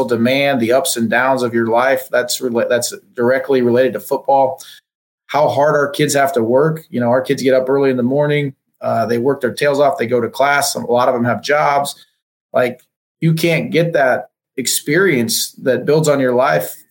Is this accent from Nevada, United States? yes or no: no; Nebraska, United States; moved away as an adult; now in Oklahoma, United States; Grew up on a farm in Nebraska, so I'm from the Midwest, but from a little town